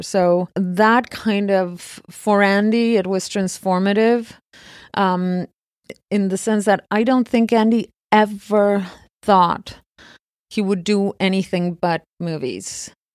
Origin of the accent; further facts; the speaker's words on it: Argentina; moved away; I was born and raised in Argentina